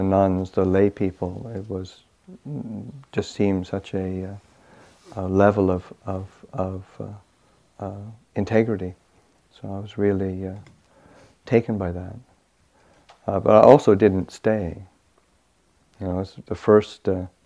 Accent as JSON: {"language": "English", "region": "Manitoba", "country": "Canada", "tie": "born or raised there", "moved": "as an adult", "said": "I grew up in Canada, northern Canada. I grew up in the province of Manitoba, and it's about 600 miles north of the American border"}